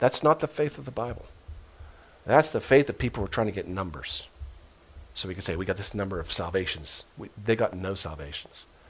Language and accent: English; United States; I was brought up as an American Christian.